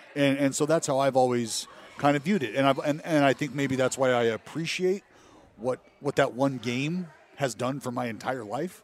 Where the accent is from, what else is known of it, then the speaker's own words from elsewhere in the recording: Stockton, California, United States; also born or lived in Sacramento / Oakland; growing up in Stockton